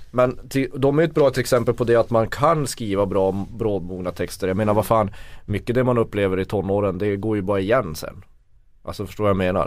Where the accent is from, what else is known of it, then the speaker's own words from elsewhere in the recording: Kiruna, Norrbotten County, Sweden; när jag växte upp i Kiruna